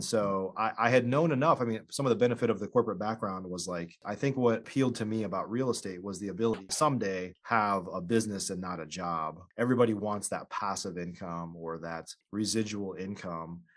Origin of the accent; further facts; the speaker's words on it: Illinois, United States; I grew up in Illinois